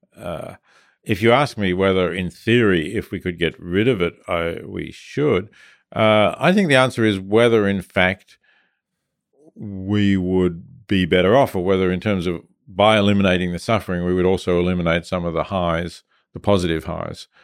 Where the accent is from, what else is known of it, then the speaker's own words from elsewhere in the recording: Melbourne, Victoria, Australia; I was growing up in Australia